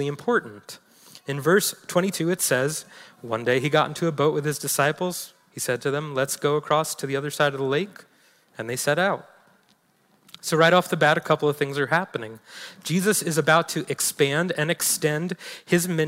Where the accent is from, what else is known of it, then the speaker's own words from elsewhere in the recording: New York City, New York, United States; now in Montana, United States; Staten Island, where I'm originally from